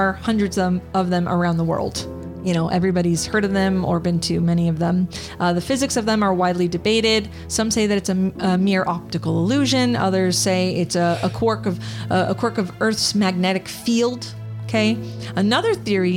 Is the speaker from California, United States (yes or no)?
yes; Southern California, United States; we are from Southern California and it's not that far from where we all lived